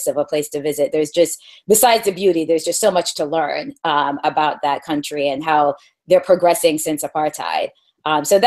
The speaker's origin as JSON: {"language": "English", "region": "East Coast", "country": "United States", "said": "I am from the East Coast"}